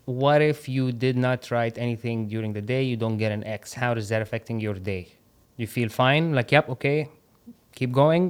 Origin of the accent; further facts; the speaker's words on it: Qatar; moved away; also born or lived in Egypt; I grew up in Qatar